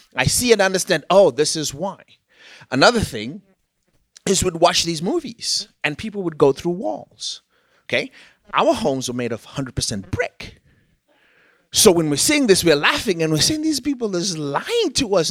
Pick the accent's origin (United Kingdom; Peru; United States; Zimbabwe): Zimbabwe; moved away; I am from Zimbabwe, which was a former British colony